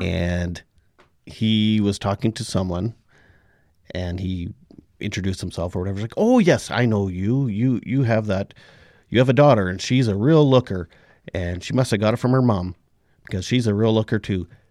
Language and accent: English; Indian Head, Saskatchewan, Canada; my hometown of Indian Head